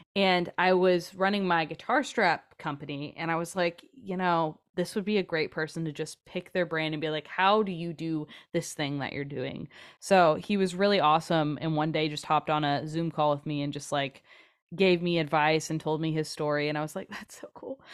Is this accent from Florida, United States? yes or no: no; Kansas City, Missouri, United States; also born or lived in Nashville; Growing up in Kansas City